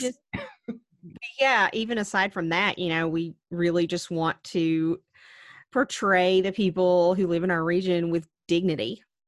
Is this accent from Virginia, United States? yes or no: yes; Wise County, Virginia, United States; back home to Wise County, where we grew up in Virginia